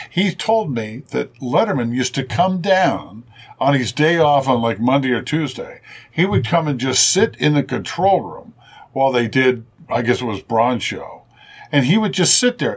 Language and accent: English; Cincinnati, Ohio, United States; and I said I'm from Cincinnati